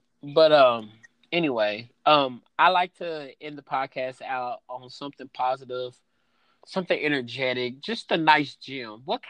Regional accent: Louisville, Kentucky, United States; I'm from Louisville.

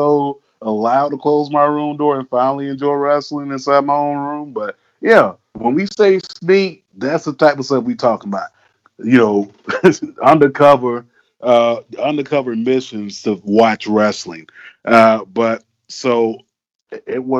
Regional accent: South Florida, United States; growing up in South Florida

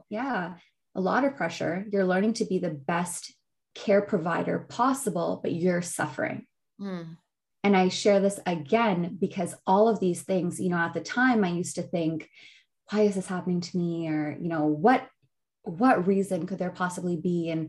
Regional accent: Pakistan; when you're growing up as a Pakistani, and obviously in a lot of other cultures, but I can only speak on mine.

